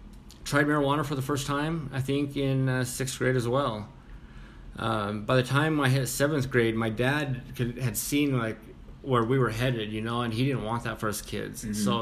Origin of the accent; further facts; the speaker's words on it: Vernal, Utah, United States; moved away as an adult; also born or lived in Salt Lake City, Utah; So anyways, I'm from Vernal, Utah. Kind of a small.